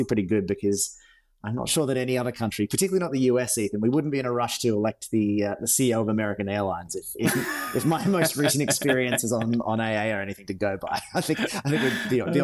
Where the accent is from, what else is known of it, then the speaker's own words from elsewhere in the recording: Australia; moved away; I'm Australian